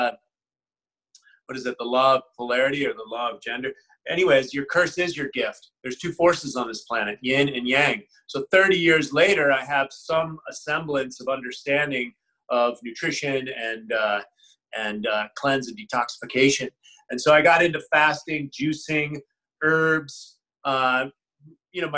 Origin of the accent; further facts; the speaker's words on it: San Francisco, California, United States; also born or lived in Connecticut; I grew up in the Haight-Ashbury in the 60s.